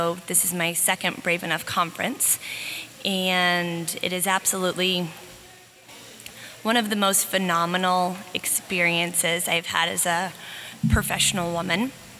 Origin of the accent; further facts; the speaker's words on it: Kansas City, Missouri, United States; I'm from Kansas City, Missouri, and I practice outpatient general pediatrics.